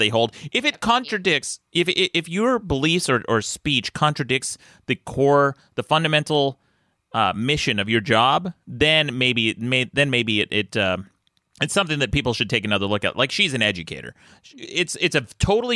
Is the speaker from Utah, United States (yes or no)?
yes; Utah, United States; moved away; I grew up in Utah